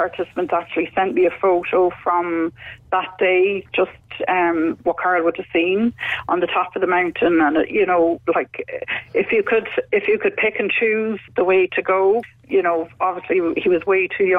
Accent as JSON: {"language": "English", "town": "Cork", "region": "Munster", "country": "Ireland", "moved": "yes", "lives_now": "Wicklow, Ireland", "said": "We're from Cork originally, both of us, but we're settled in Wicklow"}